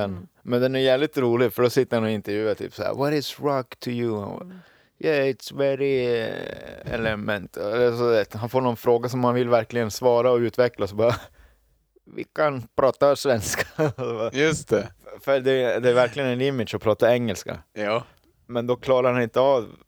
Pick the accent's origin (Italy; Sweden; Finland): Finland; Jag är ju finne, jag har ju vuxit upp med det här.